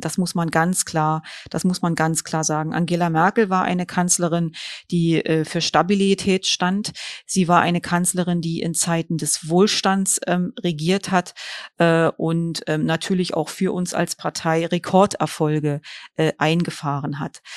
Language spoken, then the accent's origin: German; Germany; hier bei uns in Deutschland